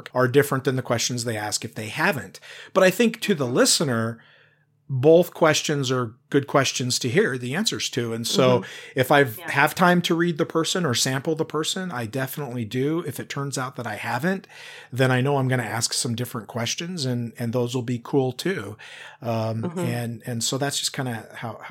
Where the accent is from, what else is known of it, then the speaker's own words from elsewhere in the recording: Washington, United States; now in Oregon, United States; I'm from Washington originally